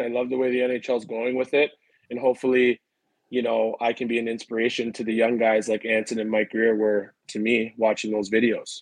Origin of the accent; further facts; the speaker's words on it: Richmond Hill, Ontario, Canada; also born or lived in Toronto; started playing house league in Richmond Hill